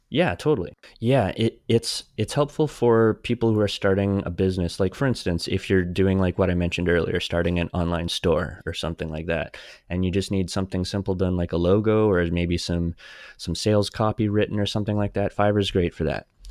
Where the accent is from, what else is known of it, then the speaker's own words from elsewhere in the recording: Saskatchewan, Canada; growing up in Saskatchewan